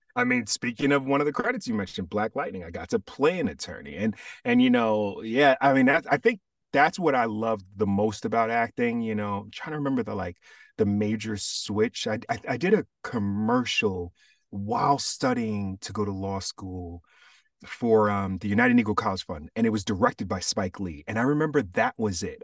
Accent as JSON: {"language": "English", "country": "Jamaica", "said": "being Jamaican, and I also have Cuban in my family"}